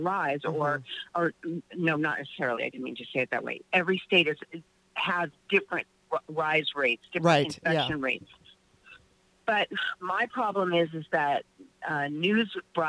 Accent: Los Angeles, California, United States; I live in North Hollywood and I grew up here. This is my town.

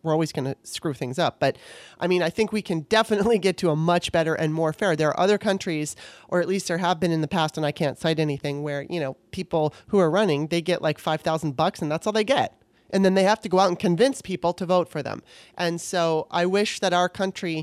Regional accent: Southern California, United States; I was raised in Southern California

